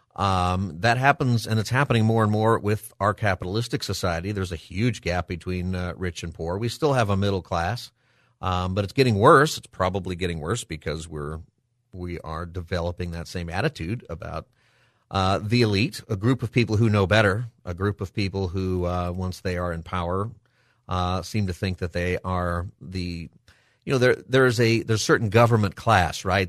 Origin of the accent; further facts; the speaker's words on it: United States; As an American